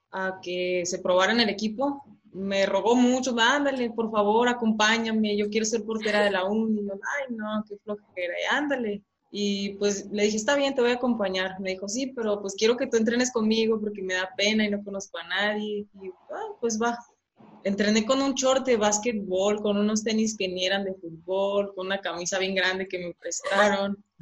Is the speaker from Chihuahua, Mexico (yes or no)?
yes; San Isidro, Chihuahua, Mexico; also born or lived in San Juanito, Bocoyna, Chihuahua; yo nací en, en San Juanito, en el municipio de Bocoina, pero crecí en, San Isidro, en, el municipio de Guerrero